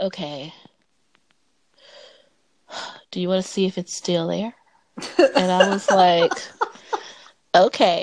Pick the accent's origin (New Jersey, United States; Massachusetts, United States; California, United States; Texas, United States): California, United States; Los Angeles; now in Atlanta, United States; I am a city girl. Right. I am from Los Angeles.